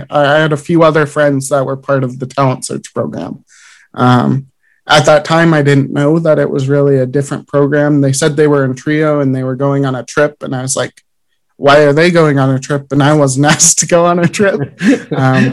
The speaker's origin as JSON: {"language": "English", "town": "Idaho Falls", "region": "Idaho", "country": "United States", "tie": "born or raised there", "said": "I grew up in Idaho Falls"}